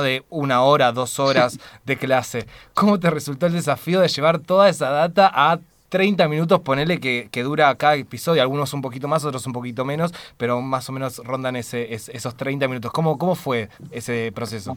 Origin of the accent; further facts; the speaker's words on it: Argentina; quienes somos argentinos y argentinas